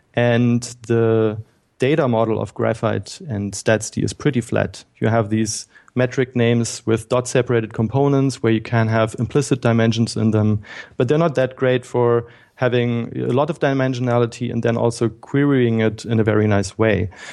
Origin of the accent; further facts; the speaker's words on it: Berlin, Germany; I'm from Germany. I grew up in Berlin and was born here.